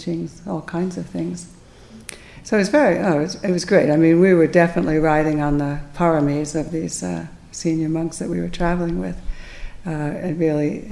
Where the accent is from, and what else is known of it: United States